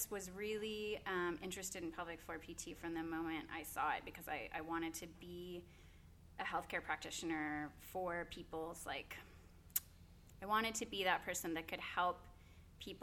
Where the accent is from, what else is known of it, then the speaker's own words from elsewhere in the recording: Norman, Oklahoma, United States; I'm born and raised in Norman, went to Norman North